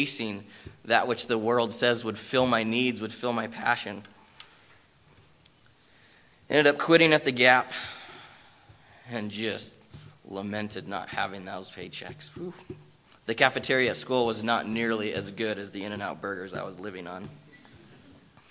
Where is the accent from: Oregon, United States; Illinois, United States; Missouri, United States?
Oregon, United States; Bend; moved away as an adult; also born or lived in Southern California; I was born and raised in Bend